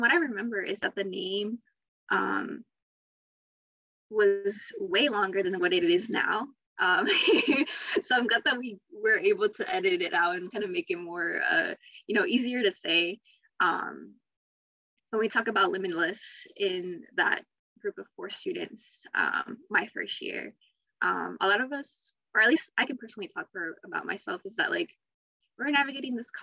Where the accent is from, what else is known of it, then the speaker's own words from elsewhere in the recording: Akron, Ohio, United States; I'm from Akron